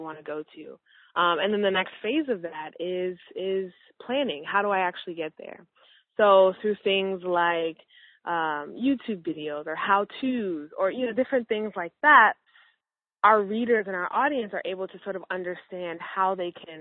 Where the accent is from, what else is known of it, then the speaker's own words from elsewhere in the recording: Minnesota, United States; I grew up in Minnesota, where there weren't very many people who looked like me at all.